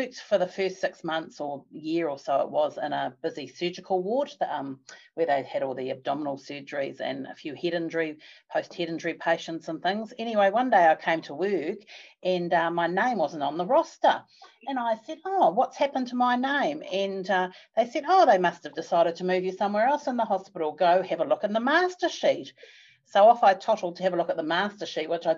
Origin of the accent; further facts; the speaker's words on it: Palmerston North, Manawatū-Whanganui, New Zealand; moved away as an adult; also born or lived in Australia; came back to Palmerston North, which was my hometown